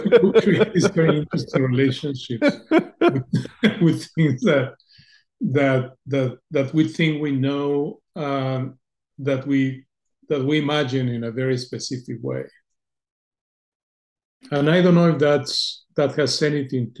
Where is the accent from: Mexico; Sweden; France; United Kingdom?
Mexico; English is a second language; moved away as an adult; also born or lived in United States / Argentina; growing up in Mexico